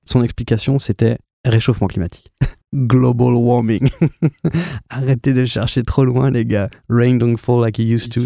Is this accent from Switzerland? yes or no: no; Bourgogne-Franche-Comté, France; moved away as an adult; also born or lived in Dijon / Bordeaux; j'ai grandi en Franche-Comté